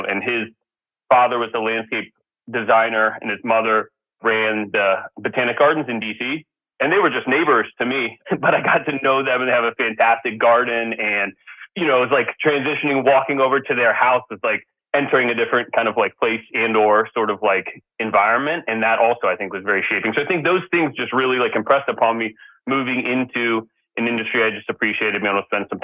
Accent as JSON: {"language": "English", "town": "Glen Echo", "region": "Maryland", "country": "United States", "tie": "born or raised there", "said": "I grew up in Glen Echo, Maryland, on the kind of on the Potomac River"}